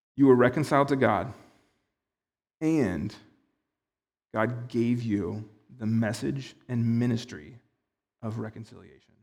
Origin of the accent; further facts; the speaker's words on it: United States; as an American